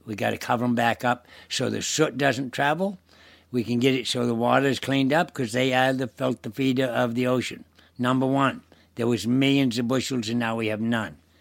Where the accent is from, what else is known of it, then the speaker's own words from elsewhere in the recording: Deer Isle, Maine, United States; I'm from Deer Isle, born and brought up in Deer Isle